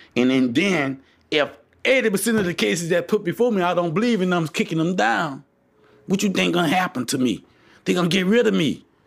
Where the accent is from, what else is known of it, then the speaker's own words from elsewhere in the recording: United States; as American people